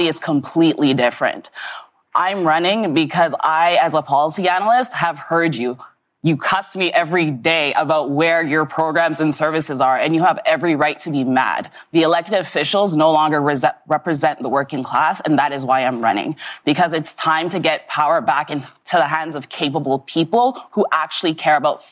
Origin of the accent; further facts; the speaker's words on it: Toronto, Ontario, Canada; I am born and raised in Etobicoke, primarily Rexdale, and I've grown up in this city